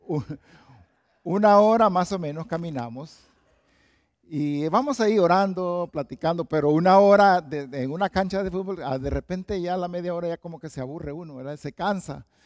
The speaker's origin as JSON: {"language": "Spanish", "town": "Valle de Ángeles", "region": "Francisco Morazán", "country": "Honduras", "moved": "yes", "said": "Yo vengo de Honduras, de Tegucigalpa y específicamente de un lugar que se llama Valle de Ángeles"}